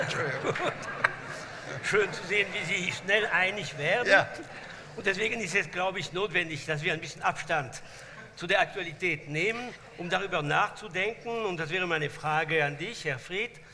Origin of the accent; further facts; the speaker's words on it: France; German is a second language; moved away; als Franzose, der in der Achtung für die Revolution sozialisiert worden ist